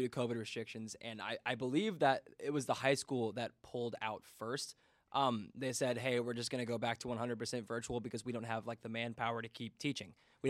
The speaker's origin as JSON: {"language": "English", "region": "Indiana", "country": "United States", "said": "I can't believe I'm from Indiana, and I learned how to play euchre this year."}